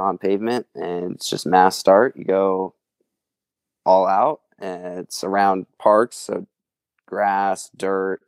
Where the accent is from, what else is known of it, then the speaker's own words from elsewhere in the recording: Maple Valley, Washington, United States; I grew up in Maple Valley, Washington. It's southeast of Seattle